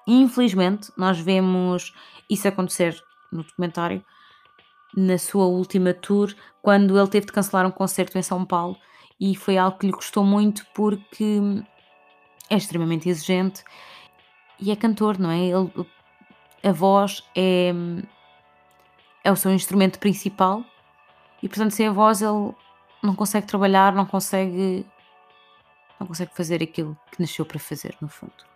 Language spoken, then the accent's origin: Portuguese; Portugal; como portugueses que somos, temos muito orgulho das suas raízes